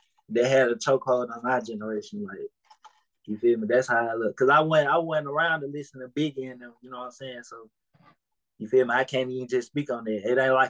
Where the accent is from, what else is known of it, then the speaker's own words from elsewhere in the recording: the South, United States; So it just be like, I really fuck with the South, you feel me? Because I'm from the South.